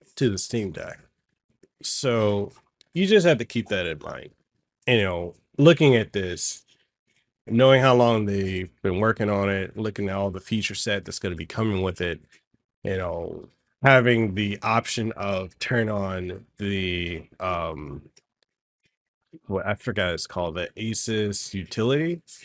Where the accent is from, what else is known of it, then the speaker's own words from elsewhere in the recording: Hawaii, United States; we Hawaiians and locals